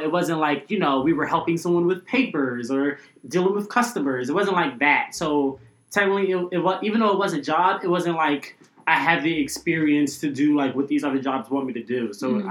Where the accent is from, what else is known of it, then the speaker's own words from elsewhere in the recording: Philadelphia, Pennsylvania, United States; I'm from Philadelphia, born and raised.